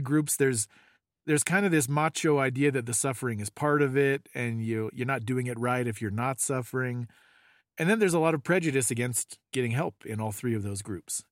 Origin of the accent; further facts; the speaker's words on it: California, United States; we grew up in California